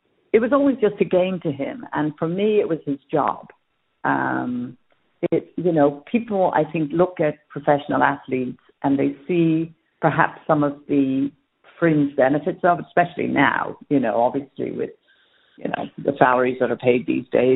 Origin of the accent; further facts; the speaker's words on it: England, United Kingdom; also born or lived in Dublin, Ireland; I was born in Dublin, but raised in England for the most part